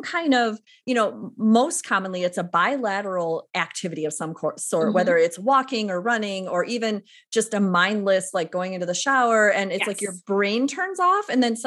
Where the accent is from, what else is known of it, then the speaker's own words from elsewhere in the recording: Waukegan, Illinois, United States; My hometown is Waukegan, Illinois